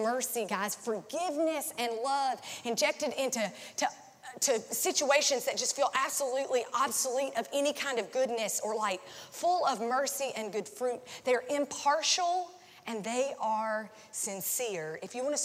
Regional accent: North Carolina, United States; also born or lived in Nashville; now in Tampa, United States; It was the biggest church, like close to where I grew up in North Carolina.

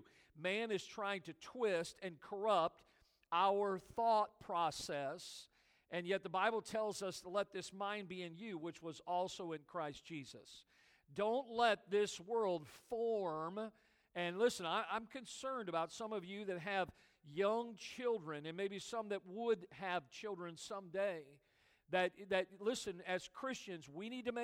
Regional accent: United States; I've only ever lived in America. I was born in America

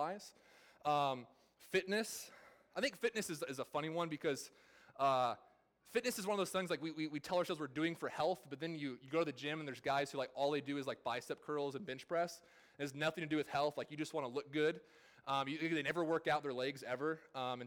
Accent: California, United States; moved away; I'm from California

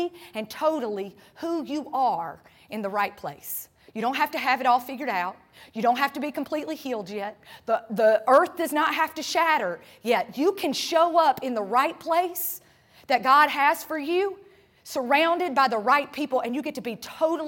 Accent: North Carolina, United States; moved away as an adult; now in Tampa, United States; I'm from North Carolina

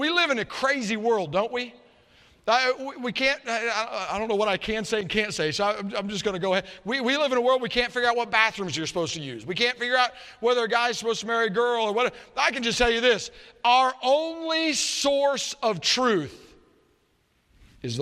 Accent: Murfreesboro, Tennessee, United States; I'm from Murfreesboro, Tennessee, Nashville area.

